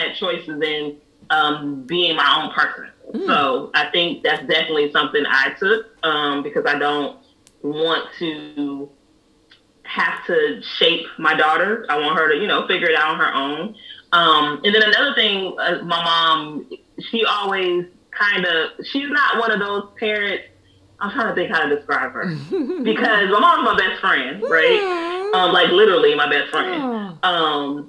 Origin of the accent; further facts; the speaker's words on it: the Bay Area, California, United States; now in East Coast, United States; I'm from California, the Bay Area